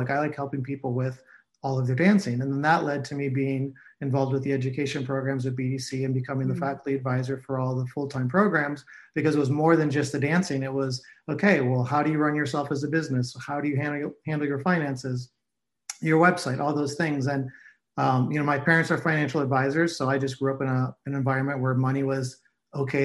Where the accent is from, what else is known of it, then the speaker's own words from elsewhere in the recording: Cleveland, Ohio, United States; moved away as an adult; also born or lived in New York; I grew up in Cleveland, Ohio, and went to school for musical theater and moved to New York like most people